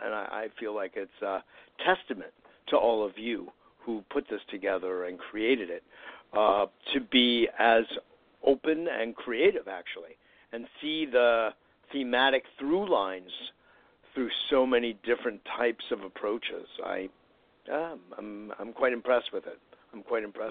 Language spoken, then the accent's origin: English; Westport, Connecticut, United States; I grew up in Westport